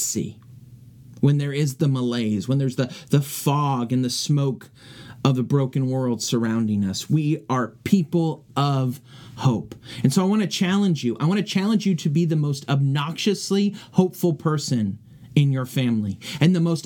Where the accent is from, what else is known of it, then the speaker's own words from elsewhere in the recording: California, United States; moved away; back in my hometown of California